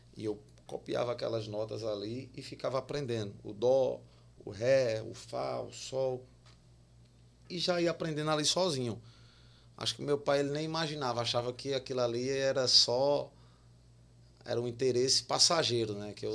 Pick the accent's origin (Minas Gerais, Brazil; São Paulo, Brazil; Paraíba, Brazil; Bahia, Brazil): Paraíba, Brazil; Campina Grande; Eu sou de Campina Grande